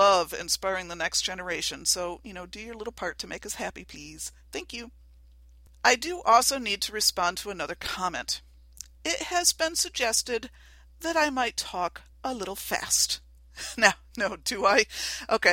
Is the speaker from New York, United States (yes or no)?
yes; Western New York, United States; I am from Western New York. We talk fast up here